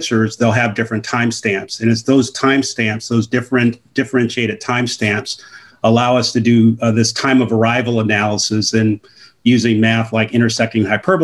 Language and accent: English; Oakland, California, United States; Born and raised in Oakland, California.